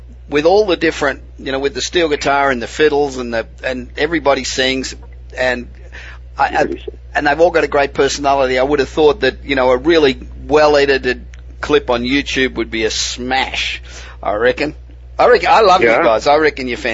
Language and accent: English; Australia; moved away as an adult; now in Los Angeles, United States; I'm originally from Australia. I've been living in Los Angeles for 25 years, but I'm originally Australian